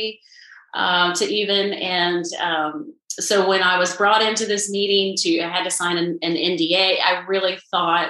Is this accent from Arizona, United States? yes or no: no; Southern Illinois, United States; now in Nashville, United States; I'm from Southern Illinois